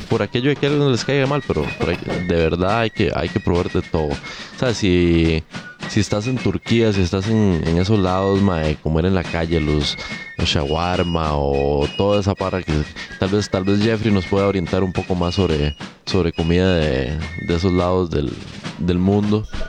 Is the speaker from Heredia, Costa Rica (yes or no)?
no; Siquirres, Limón, Costa Rica; moved away; cuando yo crecí allá en Siquirres, me gustaba mucho. No había pizzerías en Siquirres